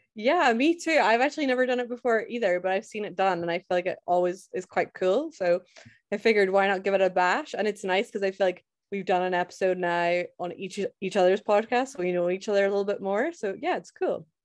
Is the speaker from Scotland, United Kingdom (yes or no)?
yes; Scotland, United Kingdom; I'm from Scotland, born and raised